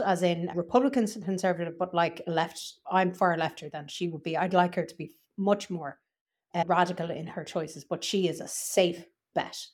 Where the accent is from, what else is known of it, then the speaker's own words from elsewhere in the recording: Ireland; I was from Ireland